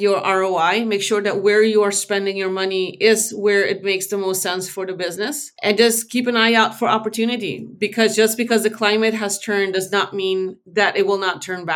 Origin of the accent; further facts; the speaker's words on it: Aruba; moved away as an adult; now in Netherlands; I was born in the Netherlands and I moved to Aruba when I was 5. So I wasn't raised here